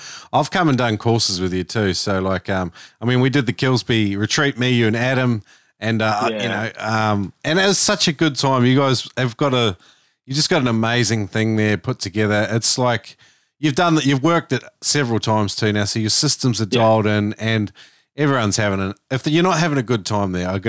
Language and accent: English; Pretoria, Gauteng, South Africa; now in Melbourne, Australia; I'm from Pretoria